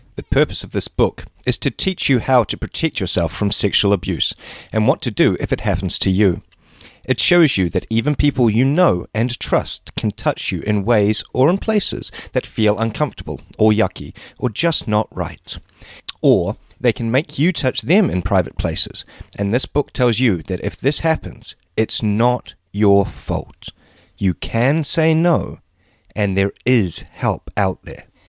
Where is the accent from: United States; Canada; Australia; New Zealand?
New Zealand; that was my very Kiwi, very New Zealand